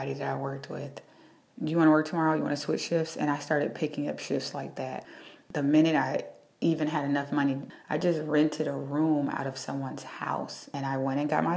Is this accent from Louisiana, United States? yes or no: no; Cleveland, Ohio, United States; moved away as an adult; also born or lived in Cincinnati, Ohio; now in New York City, United States; I'm originally from Cleveland, Ohio, but I went to school in Cincinnati, Ohio